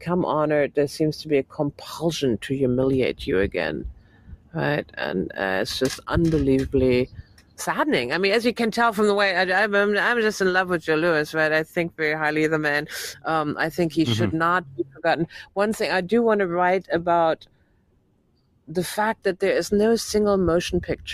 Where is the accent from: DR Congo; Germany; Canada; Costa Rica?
Germany; moved away; I grew up in Germany.